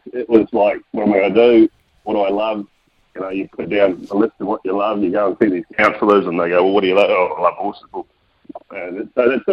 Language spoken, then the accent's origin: English; Australia; now in New Zealand; I was brought up in Australia